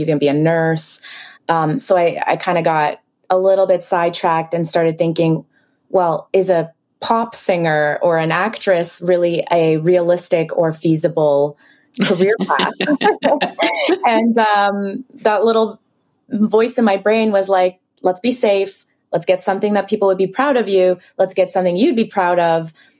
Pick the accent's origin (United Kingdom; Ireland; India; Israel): Israel; English is a second language; also born or lived in Ukraine; now in Canada; I was born in Ukraine, then raised in Israel, then moved to Canada.